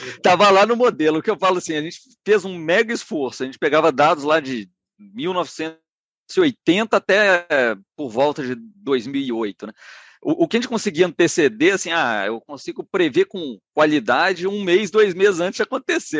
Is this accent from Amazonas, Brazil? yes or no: no; Minas Gerais, Brazil; also born or lived in Rio de Janeiro; eu me formei em economia na UFMG, eu sou, sou mineiro